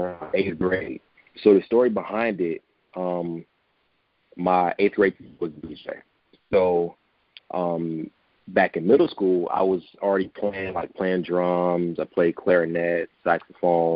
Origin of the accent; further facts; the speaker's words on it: Detroit, Michigan, United States; I was born and raised in Detroit on the west side